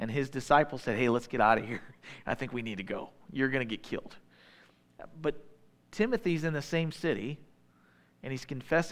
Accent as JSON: {"language": "English", "region": "Midwest", "country": "United States", "said": "I'm a Midwesterner."}